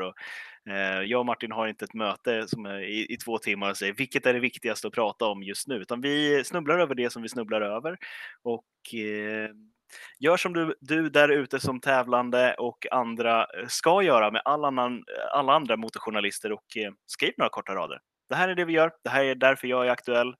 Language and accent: Swedish; Stockholm, Stockholm County, Sweden; jag som, eh, som stockholmare